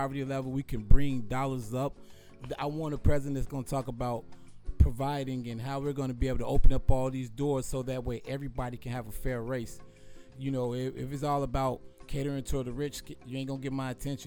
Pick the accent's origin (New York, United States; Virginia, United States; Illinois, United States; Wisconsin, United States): Illinois, United States; Chicago; I'm from Chicago